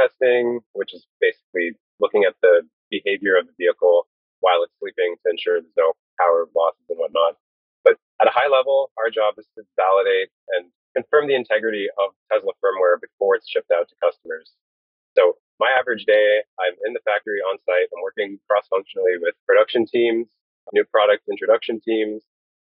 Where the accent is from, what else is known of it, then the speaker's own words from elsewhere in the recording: Brampton, Ontario, Canada; I'm originally from Brampton, Ontario